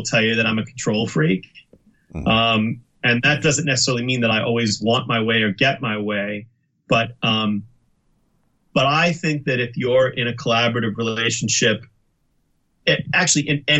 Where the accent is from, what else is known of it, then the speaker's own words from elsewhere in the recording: Boston, Massachusetts, United States; growing up in the Boston, Massachusetts area